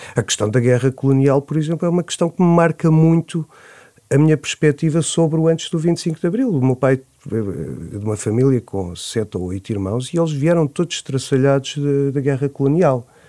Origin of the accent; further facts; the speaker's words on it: Nazaré, Centro, Portugal; Eu nasci na Nazaré, em 74, em junho